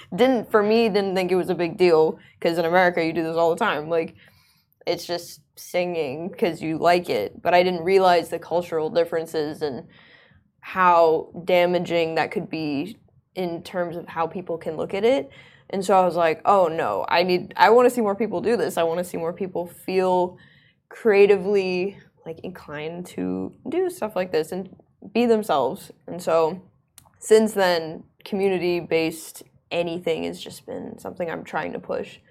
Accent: Oman; also born or lived in United States; I grew up in Oman most of my life

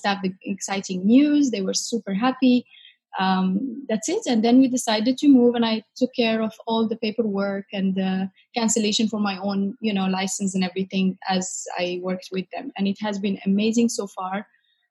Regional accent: Casablanca, Casablanca-Settat, Morocco; moved away as an adult; now in Dubai, United Arab Emirates; So I am from Morocco, Casablanca in particular.

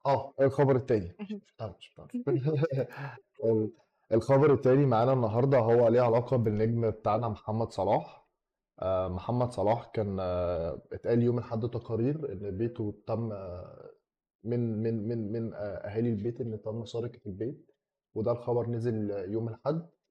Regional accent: Egypt; راجع مصر

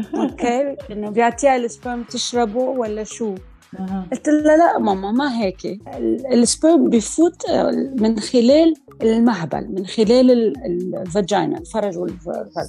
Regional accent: Lebanon; moved away as an adult; now in Australia; انا عايشه باستراليا بس انا ربيت كل حياتي بلبنان

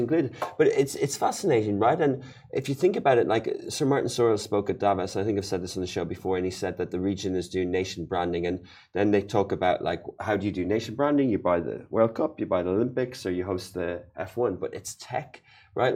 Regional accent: Ireland; moved away; my home country, Ireland

